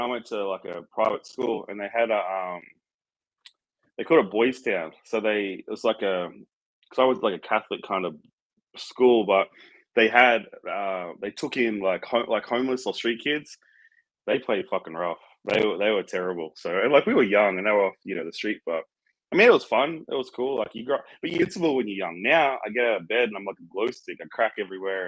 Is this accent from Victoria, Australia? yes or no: no; outside of Sydney, New South Wales, Australia; moved away as an adult; also born or lived in Gold Coast, Queensland; now in United States; I grew up in Australia outside of Sydney. And then when I was about 15, I moved to the Gold Coast